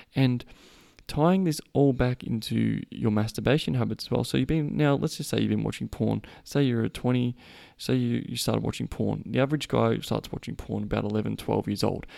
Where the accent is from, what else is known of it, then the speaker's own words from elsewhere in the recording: Australia; I am Australian